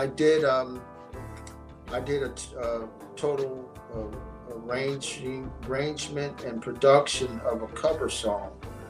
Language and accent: English; Philadelphia, Pennsylvania, United States; I was born in Bryn Mawr, but I lived in North Philly, which was a black projected area, you know.